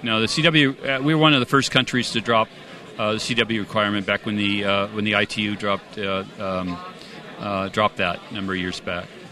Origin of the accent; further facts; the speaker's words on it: California, United States; moved away as an adult; now in Munich, Germany; I'm originally from California